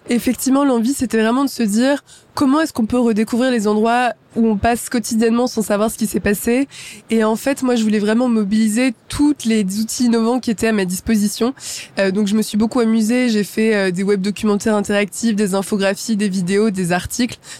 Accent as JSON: {"language": "French", "town": "Champs-sur-Marne", "region": "Île-de-France", "country": "France", "tie": "born or raised there", "said": "je viens de Champs-sur-Marne. Champs-sur-Marne, c'est une ville en, Seine-et-Marne, donc en, en, banlieue parisienne. Et donc j'ai grandi là-bas"}